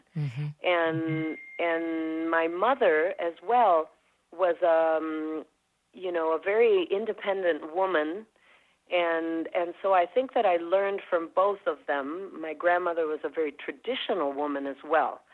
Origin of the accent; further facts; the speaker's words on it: Minnesota, United States; also born or lived in Mexico; growing up in Minnesota as well with that, and mainly surrounded by Nordic people